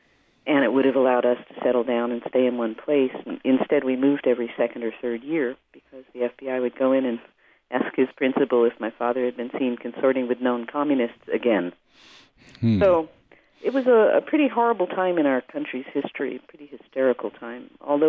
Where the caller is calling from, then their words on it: Nashville, Tennessee, United States; I'm actually in Nashville. I'm home for 36 hours.